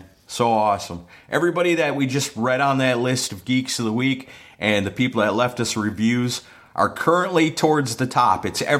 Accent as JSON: {"language": "English", "region": "Wisconsin", "country": "United States", "said": "I guess because I'm from Wisconsin"}